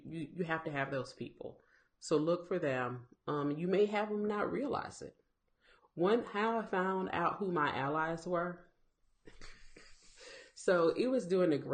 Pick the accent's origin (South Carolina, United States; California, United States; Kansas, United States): South Carolina, United States; I'm from South Carolina